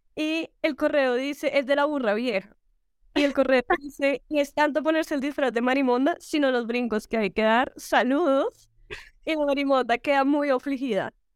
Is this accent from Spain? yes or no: no; Colombia; accent: gomelo; somos los cachacos